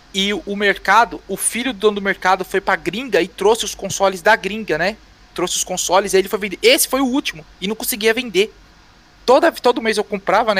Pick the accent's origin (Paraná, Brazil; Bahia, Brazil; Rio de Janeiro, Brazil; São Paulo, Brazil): São Paulo, Brazil; also born or lived in Almeirim, Pará; Eu sou daqui do Capão